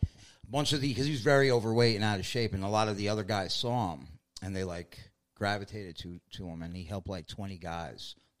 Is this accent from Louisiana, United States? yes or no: no; New York City, New York, United States; born or raised there